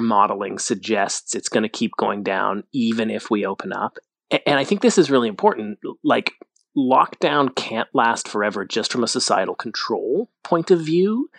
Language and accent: English; Calgary, Alberta, Canada; now in Toronto, Canada; I'm from Alberta. I'm from Calgary.